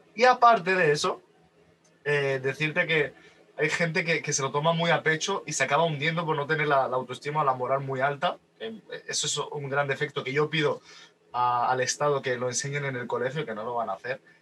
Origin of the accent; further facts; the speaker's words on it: Málaga, Andalusia, Spain; yo vivo en, un pueblecito de Málaga, bueno, una ciudad de Málaga que tiene más de 100.000 habitantes, en plena costa, y al fin y al cabo yo no soy de Málaga capital